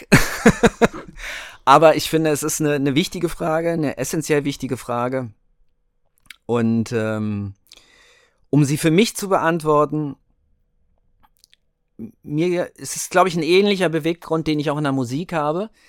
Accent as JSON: {"language": "German", "town": "Hanover", "region": "Lower Saxony", "country": "Germany", "said": "Okay, also … äh, wie es ja mein Kürzel bei Instagram ist. Äh, ich komme aus Hannover"}